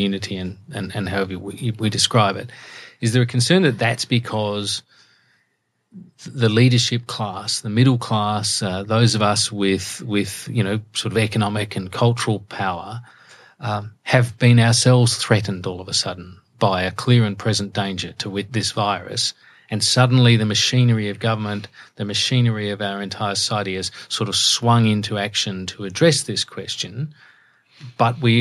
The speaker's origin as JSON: {"language": "English", "town": "Adelaide", "region": "South Australia", "country": "Australia", "tie": "born or raised there", "said": "I grew up in Adelaide"}